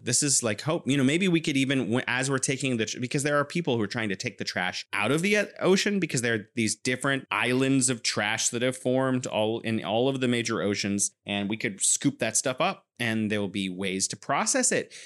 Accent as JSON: {"language": "English", "region": "California", "country": "United States", "moved": "yes", "lives_now": "Wuhan, China"}